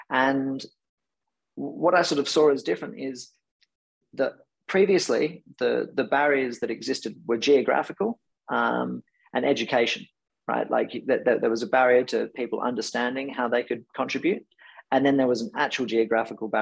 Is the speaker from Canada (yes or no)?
no; Perth, Western Australia, Australia; I was born in Perth.